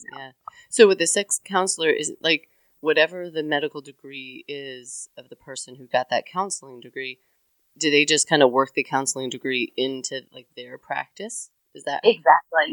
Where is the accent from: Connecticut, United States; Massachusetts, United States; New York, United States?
Connecticut, United States; now in the South, United States; I come from Connecticut, so I've never worked in New England